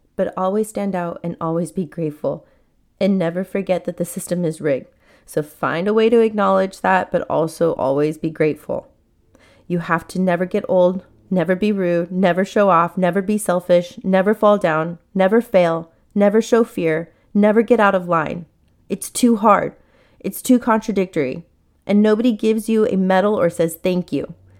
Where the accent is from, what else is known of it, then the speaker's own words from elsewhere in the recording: San Diego, California, United States; I was born in San Diego, and we grew up in a very modest, humble, simple life